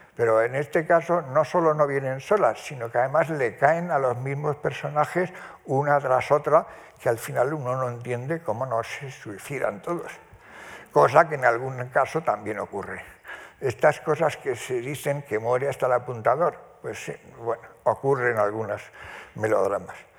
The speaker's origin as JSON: {"language": "Spanish", "country": "Spain", "tie": "born or raised there", "said": "vivía en el piso de arriba de la casa donde yo nací, en Covarrubias 16"}